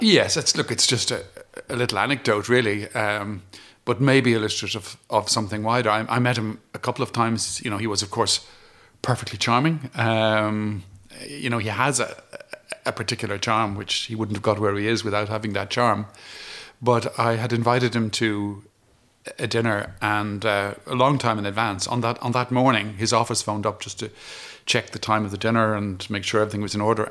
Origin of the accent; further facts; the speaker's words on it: Ireland; as an Irish person